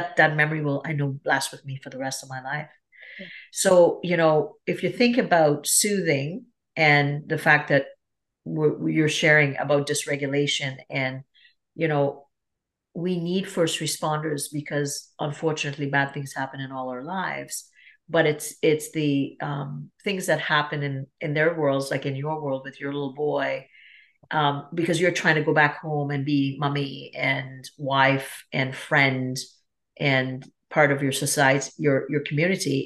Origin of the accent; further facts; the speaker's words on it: Trinidad & Tobago; also born or lived in Toronto, Canada; now in Canada; I'm from Trinidad and Tobago. That's where I grew up